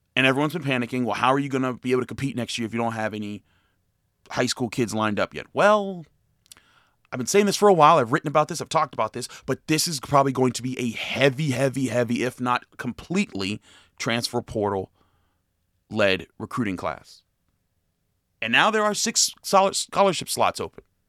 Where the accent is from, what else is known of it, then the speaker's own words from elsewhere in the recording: Pittsburgh, Pennsylvania, United States; I'm a product of Taylor Alderdice. I grew up in Homewood. I'm the City League born and bred